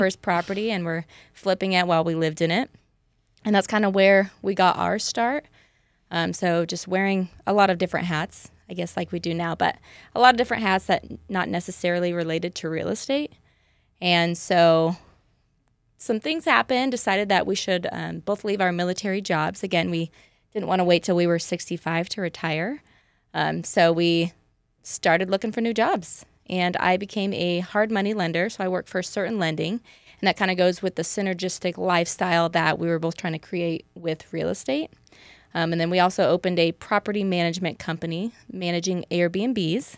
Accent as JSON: {"language": "English", "town": "Parma", "region": "Idaho", "country": "United States", "tie": "born or raised there", "said": "I am also native to the Boise area. I'm actually from Parma, a little podunk town."}